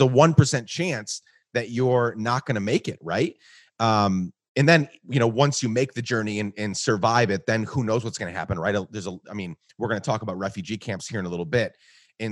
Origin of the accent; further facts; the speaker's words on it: Guatemala; I grew up in Guatemala